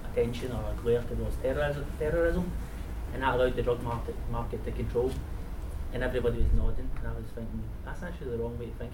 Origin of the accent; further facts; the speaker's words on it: Glasgow, Scotland, United Kingdom; the period that I grew up in Glasgow